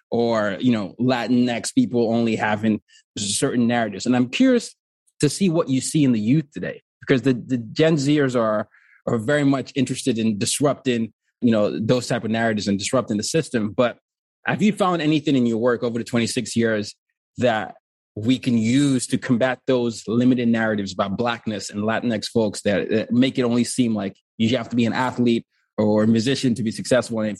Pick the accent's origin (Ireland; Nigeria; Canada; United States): Nigeria; also born or lived in four continents; And so I'm, I'm from Nigeria, but I grew up black on four continents. born in Nigeria, grew up under dictatorships. Then my dad was a diplomat. We moved around a lot.